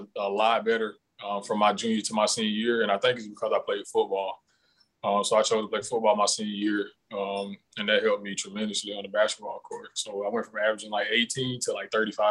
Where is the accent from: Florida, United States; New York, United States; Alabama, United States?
Alabama, United States; Goodwater; moved away as an adult; also born or lived in Kentucky; I come from Goodwater, Alabama, born and raised, maybe like 500-600 people in my town.